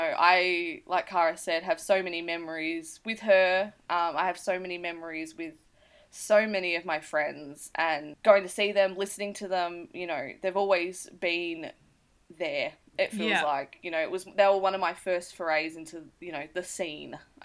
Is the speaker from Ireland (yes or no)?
no; Australia; we're listening from Australia